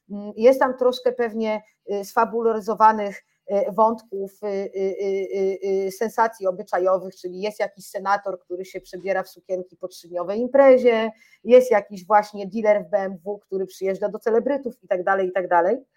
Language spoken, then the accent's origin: Polish; Warsaw, Masovian Voivodeship, Poland; bo ja sama wychowałam się na Ursynowie, to była taka dzielnica, jest taka dzielnica, gdzie rzeczywiście tych narkotyków zawsze było więcej niż gdzie indziej